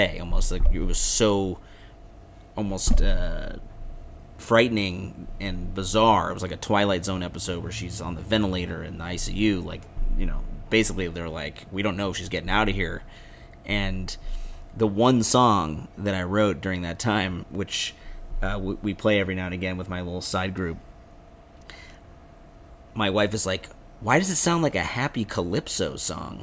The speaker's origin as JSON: {"language": "English", "town": "Evanston", "region": "Illinois", "country": "United States", "tie": "born or raised there", "said": "my hometown of Evanston"}